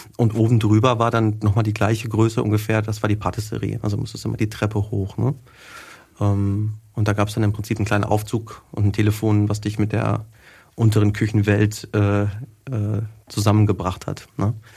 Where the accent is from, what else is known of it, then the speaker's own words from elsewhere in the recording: Wetter, North Rhine-Westphalia, Germany; moved away as an adult; also born or lived in Hagen; now in Nuremberg, Germany; bei uns zu Hause quasi in Wetter, wo ich herkomme